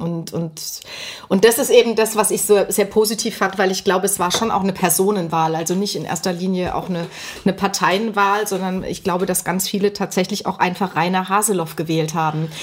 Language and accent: German; West Germany, Germany; jetzt rede ich als Westdeutsche